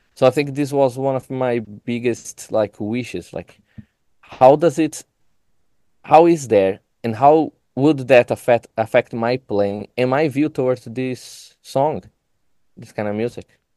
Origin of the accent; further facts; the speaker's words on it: São Paulo, Brazil; English is a second language; moved away as an adult; now in Chicago, United States; I am an immigrant from Brazil. I came here to do my, my master degree